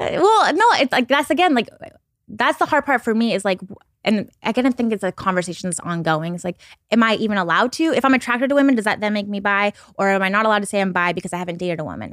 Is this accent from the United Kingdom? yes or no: no; Pacific Northwest, United States; I'm from the Pacific Northwest